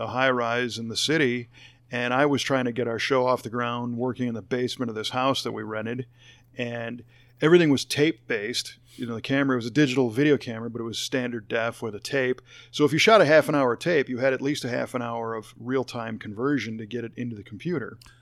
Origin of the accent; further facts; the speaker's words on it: Chicago, Illinois, United States; moved away as an adult; also born or lived in Los Angeles, California; I grew up in the Chicago area, and then I lived in L